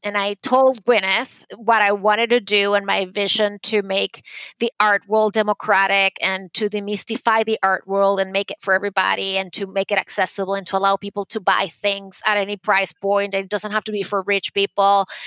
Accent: Caracas, Capital District, Venezuela; English is a second language; moved away as an adult; now in New York City, United States; when I was growing up in Caracas

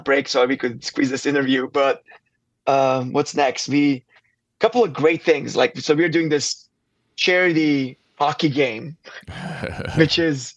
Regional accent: Kraljevo, Serbia; moved away as an adult; also born or lived in St. Paul, United States; now in Nashville, United States; me growing up in Serbia

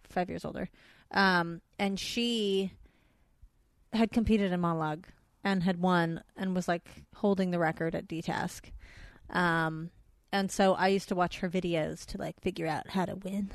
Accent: San Fernando Valley, California, United States; accent: Valley girl; growing up in the Valley, we have, uh, festival competitions

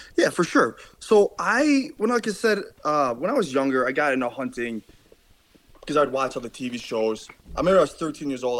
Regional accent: Buffalo, New York, United States; I am from Buffalo, New York. I'm about 10 minutes from the Canadian border

